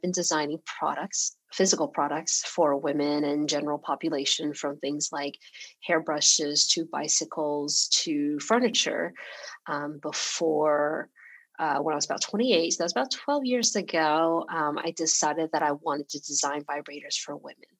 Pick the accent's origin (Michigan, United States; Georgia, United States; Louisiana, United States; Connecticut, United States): Georgia, United States; Atlanta; English is a second language; also born or lived in Taiwan; now in San Francisco, United States; I was born in Taiwan and my whole family immigrated to Atlanta, to Georgia um, when I was six years old. So English was not my first language. And I grew up in Georgia